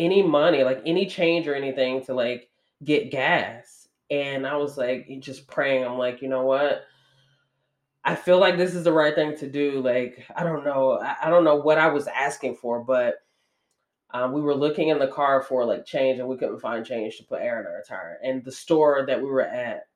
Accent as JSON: {"language": "English", "region": "Georgia", "country": "United States", "tie": "born or raised there", "moved": "as an adult", "said": "the first time that I had ever been out, you know, away from my hometown, let alone like away from the state of Georgia"}